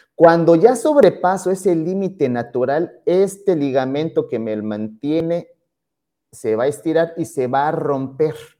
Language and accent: Spanish; Pachuca, Hidalgo, Mexico; en Hidalgo, allá en Pachuca, de donde, de donde soy, originario, no habían escuelas de karate